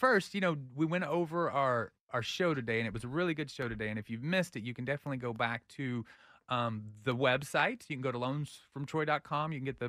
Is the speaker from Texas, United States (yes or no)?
yes; Austin, Texas, United States; I grew up in here in Austin, so we have to live in realism.